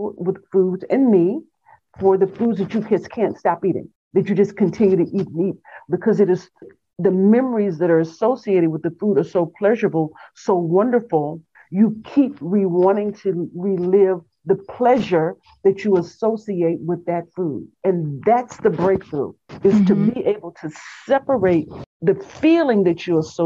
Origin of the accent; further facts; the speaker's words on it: Texas, United States; I grew up in Texas in a small town on the farm, small town in Texas